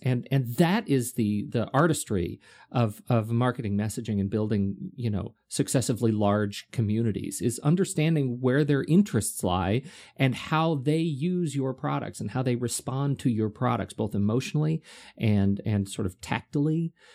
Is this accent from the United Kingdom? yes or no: yes; United Kingdom; moved away; I'm British.